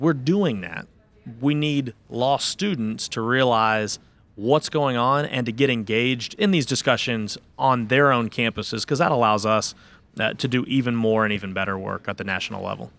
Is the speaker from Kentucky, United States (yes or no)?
yes; Louisville, Kentucky, United States; also born or lived in Nashville, Tennessee; I am born and raised in Louisville, Kentucky as well